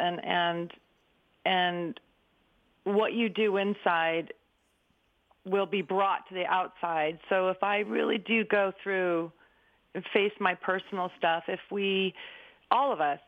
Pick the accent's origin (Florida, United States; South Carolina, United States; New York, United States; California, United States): California, United States; Berkeley; I grew up in 1962 in Berkeley